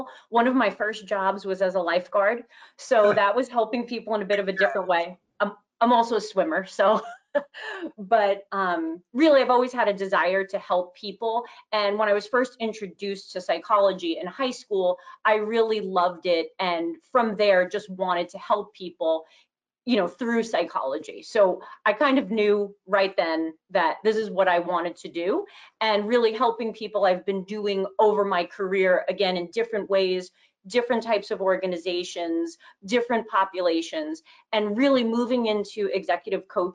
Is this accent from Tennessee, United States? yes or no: no; New Rochelle, New York, United States; also born or lived in San Diego, California; I am pretty much was raised in Westchester in New Rochelle